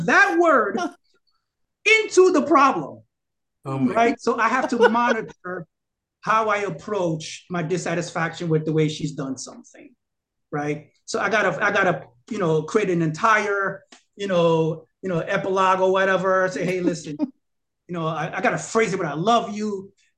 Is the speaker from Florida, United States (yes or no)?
no; New York City, New York, United States; I'm from Brooklyn. You know how I behave. You know how I talk